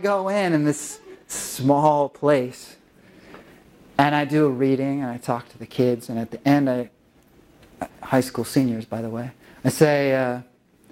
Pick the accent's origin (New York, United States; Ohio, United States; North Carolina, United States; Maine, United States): North Carolina, United States; now in Los Angeles, United States; live in Los Angeles, but I'm from North Carolina originally